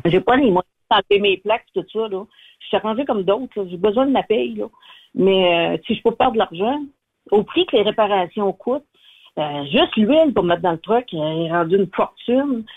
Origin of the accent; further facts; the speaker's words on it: Abitibi, Quebec, Canada; je suis native de l'Abitibi